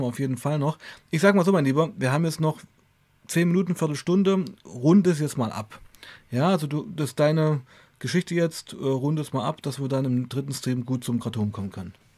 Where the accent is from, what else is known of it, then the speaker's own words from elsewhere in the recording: Weißenfels, Saxony-Anhalt, Germany; moved away as an adult; also born or lived in Leipzig; nach Hause, nach Weißenfels ging, äh, meiner Heimatstadt